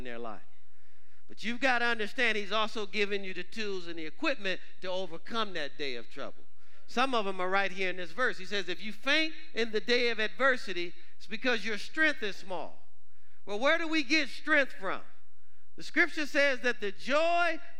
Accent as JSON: {"language": "English", "town": "Detroit", "region": "Michigan", "country": "United States", "tie": "born or raised there", "said": "growing up in Detroit, Michigan"}